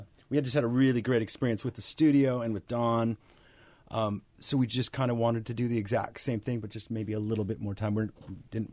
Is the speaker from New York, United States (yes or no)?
no; Puyallup, Washington, United States; I grew up in Puyallup.